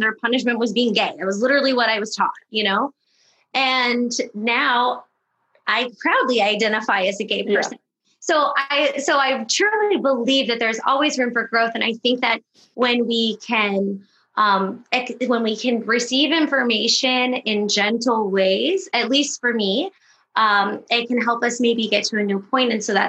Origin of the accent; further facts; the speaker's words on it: Midwest, United States; I'm from the Midwest. I was raised in a very conservative family. I love them very much.